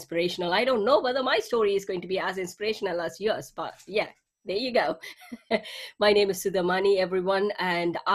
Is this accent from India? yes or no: yes; India; moved away as an adult; also born or lived in England; now in Scotland, United Kingdom; I am from India. I was born and brought up in India